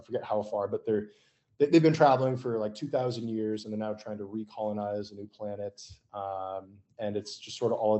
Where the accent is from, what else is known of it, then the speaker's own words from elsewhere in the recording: outside Boise, Idaho, United States; now in Austin, United States; I grew up in Idaho, and we were a ways outside of Boise.